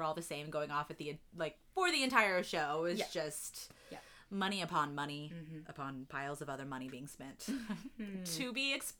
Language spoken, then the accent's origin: English; Matthews, North Carolina, United States; I grew up in North Carolina, Matthews, North Carolina, for anyone who's familiar.